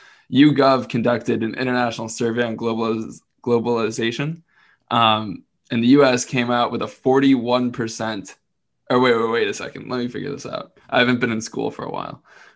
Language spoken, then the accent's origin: English; United States; As a proud American